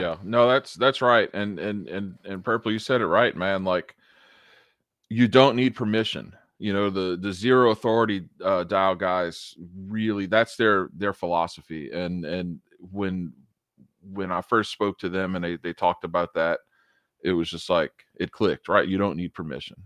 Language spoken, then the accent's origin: English; United States; as an American